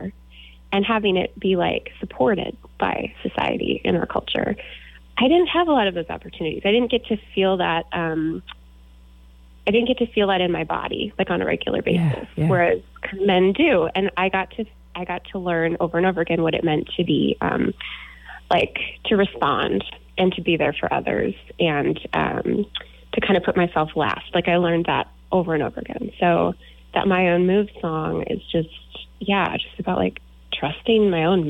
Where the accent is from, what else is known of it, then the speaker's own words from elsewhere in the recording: Tucson, Arizona, United States; moved away as an adult; also born or lived in St. Paul, Minnesota; now in Minneapolis, United States; I grew up in Tucson, and every summer we would go to the Twin Cities in Minnesota